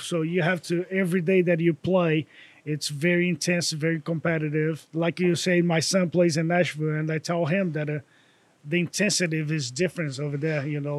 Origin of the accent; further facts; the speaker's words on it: Bahia, Brazil; English is a second language; moved away as an adult; also born or lived in Miami, Florida / Maryville, Tennessee; now in Knoxville, United States; growing up in Brazil, it's very similar for, you know, every country in South America.